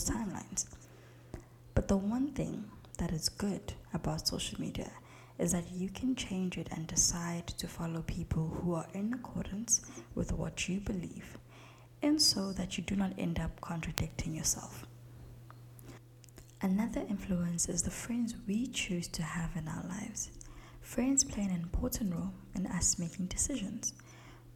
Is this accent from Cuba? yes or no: no; South Africa; As a South African, my English is more British than it would be American